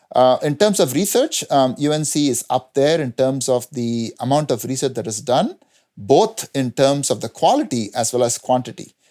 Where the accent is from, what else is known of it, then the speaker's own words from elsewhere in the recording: India; moved away as an adult; also born or lived in New Jersey, United States; now in North Carolina, United States; I grew up in India, where I got my first degree, B Tech, uh, from Anna University in Chennai.